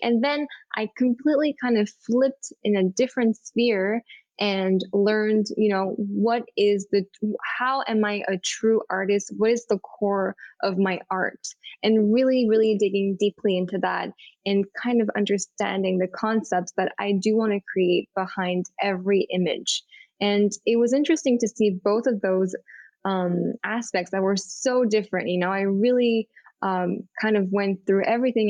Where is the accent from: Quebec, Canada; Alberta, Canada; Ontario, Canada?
Quebec, Canada; Montreal; moved away as an adult; now in New York City, United States; I grew up in Montreal, in Montreal, Canada